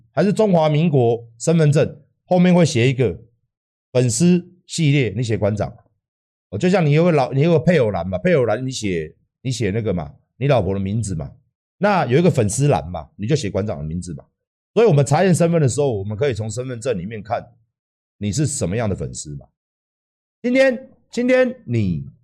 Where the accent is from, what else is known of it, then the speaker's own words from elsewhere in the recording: Taiwan; 身为一个台湾人